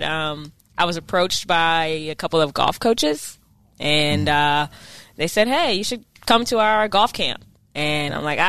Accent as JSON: {"language": "English", "town": "Bowie", "region": "Maryland", "country": "United States", "said": "I am from Bowie."}